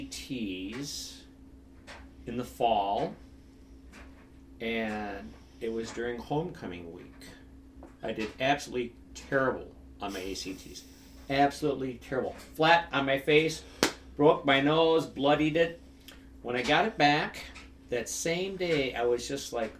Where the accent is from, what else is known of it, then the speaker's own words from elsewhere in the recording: Prairie du Chien, Wisconsin, United States; now in Dodgeville, United States; I was from Brady Sheen, so I did not have to board